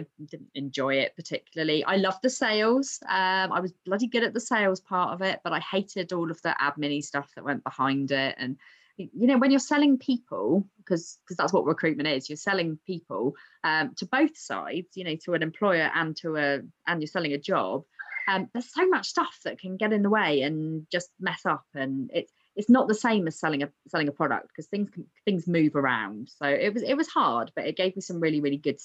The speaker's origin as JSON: {"language": "English", "town": "Southampton", "region": "South East England", "country": "United Kingdom", "said": "I'm from Southampton."}